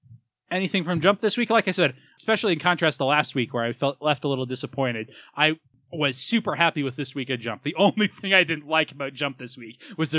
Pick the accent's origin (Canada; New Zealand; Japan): Japan; I'm from Japan. Yes, I was.